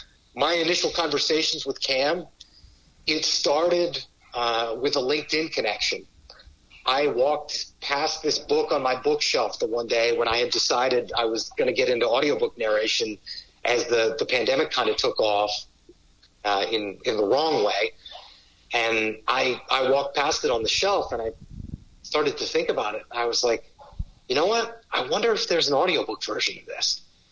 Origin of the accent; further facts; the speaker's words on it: Northeast Pennsylvania, United States; I grew up in Northeast Pennsylvania, not far from an area that's called the coal regions.